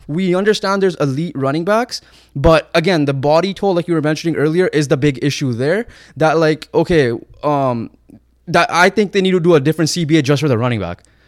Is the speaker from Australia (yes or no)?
no; Canada; we're Canadian and we have some Canadian pride